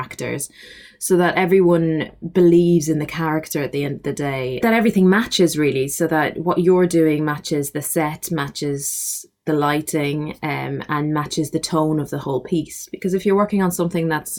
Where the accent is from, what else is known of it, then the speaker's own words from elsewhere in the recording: Ireland; I grew up in Ireland